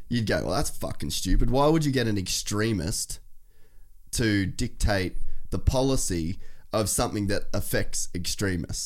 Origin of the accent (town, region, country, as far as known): Australia